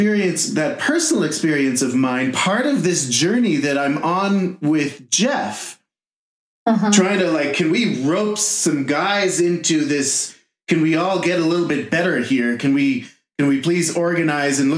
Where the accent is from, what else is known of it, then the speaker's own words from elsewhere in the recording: Jerusalem, Jerusalem District, Israel; moved away as an adult; now in Broomfield, United States; born and raised in Jerusalem